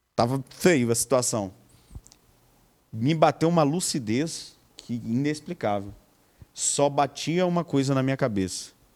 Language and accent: Portuguese; Marataízes, Espírito Santo, Brazil; also born or lived in Ouvidor, Itapemirim; Fui criado em Marataízes, nasci lá no interior Itapemirim, mas fui criado em Marataízes